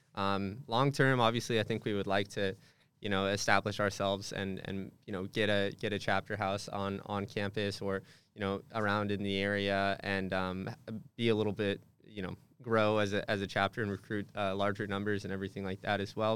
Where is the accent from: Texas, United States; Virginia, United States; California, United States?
California, United States; Hemet; moved away as an adult; also born or lived in Santa Barbara; I'm from a little, little town in Southern California called Hammett, California.